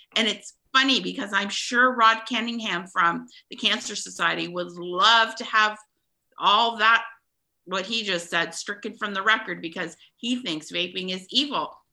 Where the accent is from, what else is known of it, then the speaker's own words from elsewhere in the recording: Ontario, Canada; I'm from Ontario